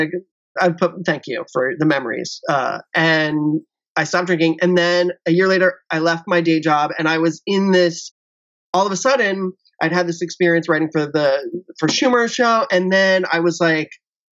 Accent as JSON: {"language": "English", "town": "Cincinnati", "region": "Ohio", "country": "United States", "tie": "born or raised there", "moved": "as an adult", "said": "I grew up in Cincinnati, Ohio, which is a very conservative place"}